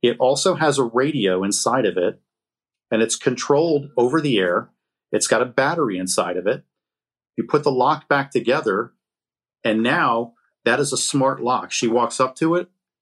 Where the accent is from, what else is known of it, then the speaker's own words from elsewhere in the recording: New Rochelle, New York, United States; now in Atlanta, United States; Born and bred in New York